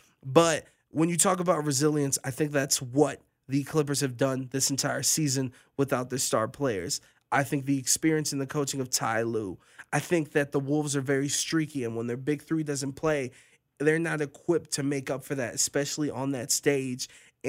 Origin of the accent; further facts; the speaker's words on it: Cleveland, Ohio, United States; now in Las Vegas, United States; I'm born and raised in Cleveland